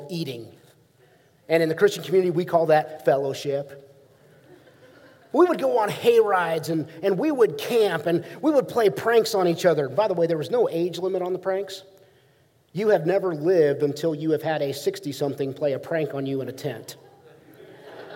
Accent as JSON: {"language": "English", "region": "Ohio", "country": "United States", "tie": "born or raised there", "said": "growing up in Ohio"}